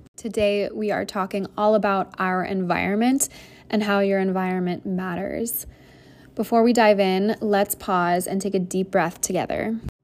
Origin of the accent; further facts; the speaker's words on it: Iowa, United States; moved away as an adult; now in New York City, United States; grew up in a fairly small town in Iowa